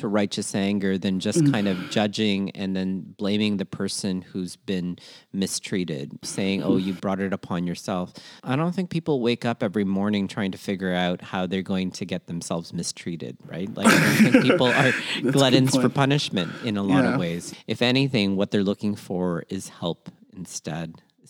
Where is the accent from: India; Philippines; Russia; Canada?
Philippines; what I'm very proud of in terms of being Filipino is we're disaster proof and we usually like to help people.